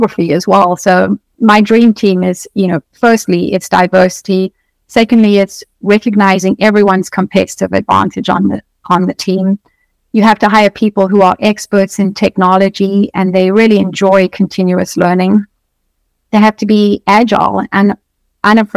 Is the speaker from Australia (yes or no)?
no; South Africa; moved away as an adult; now in United States; I come from South Africa. So I moved to the US.